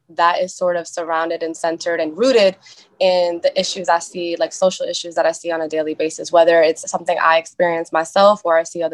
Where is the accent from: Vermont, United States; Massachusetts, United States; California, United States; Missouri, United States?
Massachusetts, United States; Boston; I was born and raised in East Boston. So I'm a Boston girl, I'm a city girl